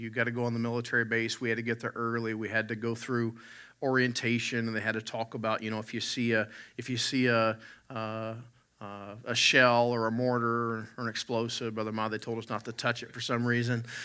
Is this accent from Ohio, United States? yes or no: no; West Virginia, United States; now in Alberta, Canada; I grew up in West Virginia, and we have wild turkeys